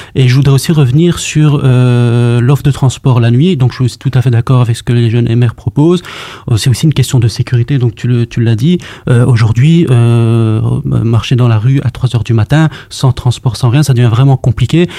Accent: Brussels, Brussels-Capital Region, Belgium; je suis marolien de naissance. J'ai grandi, dans à la Marolle

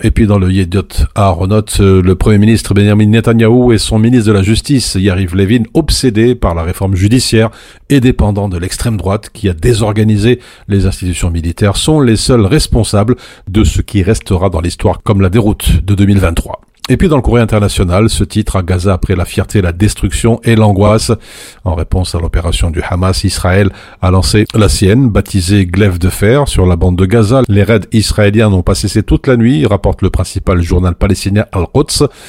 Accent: Belgium; chez nous en Belgique

